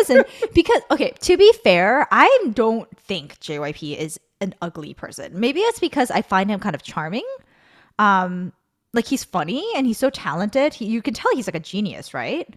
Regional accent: Guatemala City, Guatemala Department, Guatemala; moved away; I grew up in Zona Diez

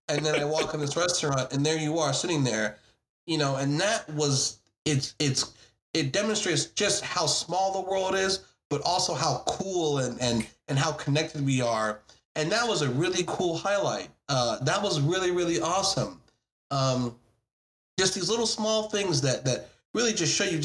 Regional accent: United States; I'm obviously an American

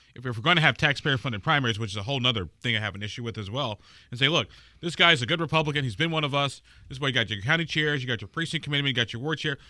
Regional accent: Illinois, United States; moved away; also born or lived in Indiana; my home state of Illinois

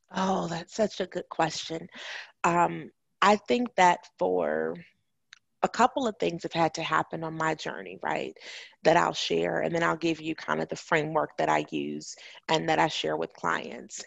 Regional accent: Chicago, Illinois, United States; moved away as an adult; also born or lived in Huntsville, Alabama; I'm from Chicago.

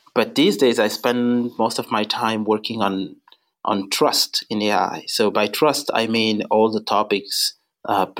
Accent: Senegal; moved away; I was born and raised in Senegal in West Africa.

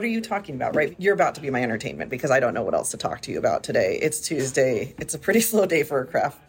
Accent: Hawaii, United States; now in Renton, United States; I grew up in Hawaii, and we've always been around all different cultures and involved with all different people and practices.

